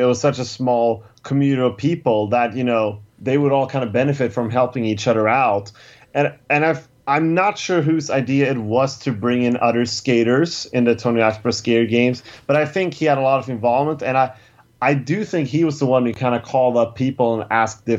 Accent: Stockholm, Stockholm County, Sweden; my hometown of Stockholm, Sweden

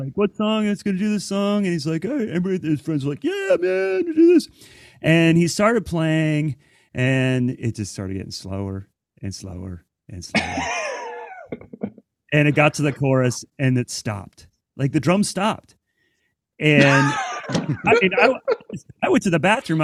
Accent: Central Ohio, United States; moved away; growing up in Central Ohio

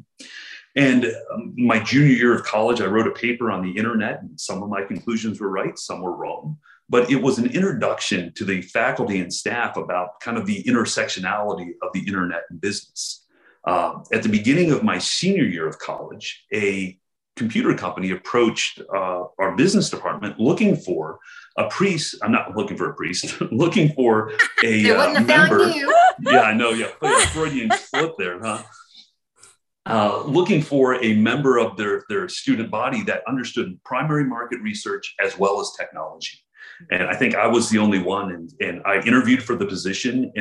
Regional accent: Houston, Texas, United States; I grew up in Houston, Texas, on the north side of Houston, in the 80s and 90s

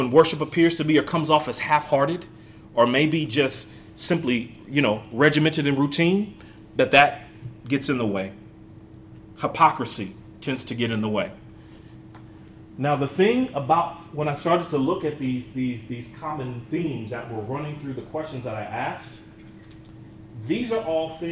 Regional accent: Northern California, United States; also born or lived in Abilene, Texas; I was hired at the congregation that I grew up in Northern California

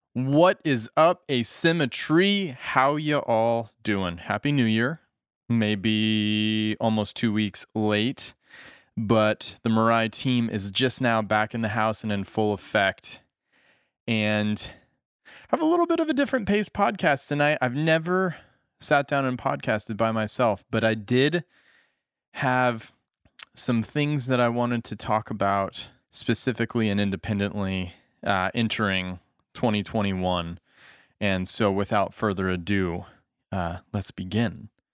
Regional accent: United States; moved away; also born or lived in Japan; as an American

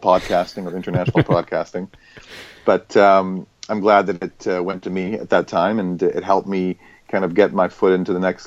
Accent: Vancouver, British Columbia, Canada; I was born and raised in Vancouver

